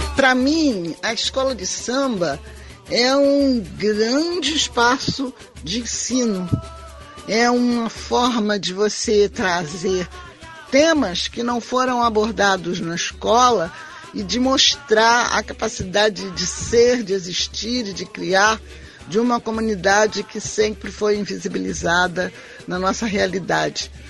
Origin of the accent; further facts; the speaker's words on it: Rio de Janeiro, Brazil; nasci na Tijuca e vivo na Tijuca até hoje. A minha tribo é carioca tijucana